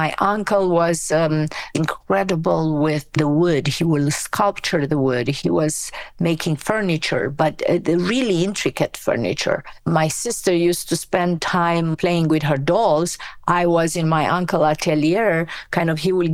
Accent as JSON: {"language": "English", "country": "Romania", "tie": "born or raised there", "second_language": "English", "moved": "as an adult", "lives_now": "United States", "said": "I was born in Romania from an immigrant family. My grandparents emigrated from Macedonia in 1939. So yeah, I grew up in Romania"}